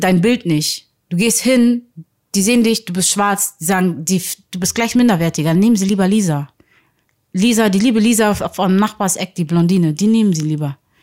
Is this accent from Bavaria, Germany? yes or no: no; Hamburg, Germany; ich bin gebürtige Hamburgerin